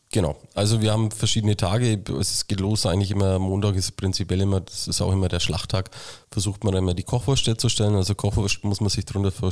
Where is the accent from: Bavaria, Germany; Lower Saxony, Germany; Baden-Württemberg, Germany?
Bavaria, Germany; Schwabach; born or raised there